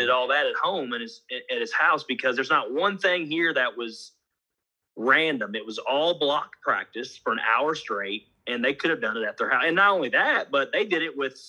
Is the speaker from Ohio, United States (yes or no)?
no; Honolulu, Hawaii, United States; born there; And I was born in Honolulu, Hawaii, because my dad was a military guy.